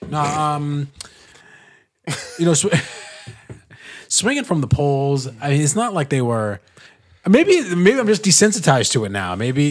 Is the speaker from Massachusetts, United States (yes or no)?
no; Mississippi, United States; I'm from Mississippi.